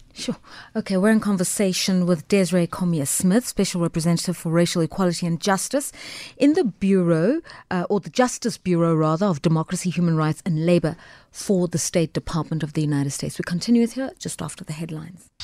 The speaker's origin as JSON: {"language": "English", "country": "South Africa", "also_born_or_lived": "England", "said": "as a South African"}